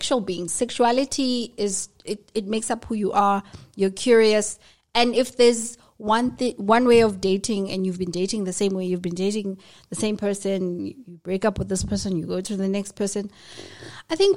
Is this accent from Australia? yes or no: no; Soweto, Gauteng, South Africa; I grew up in Soweto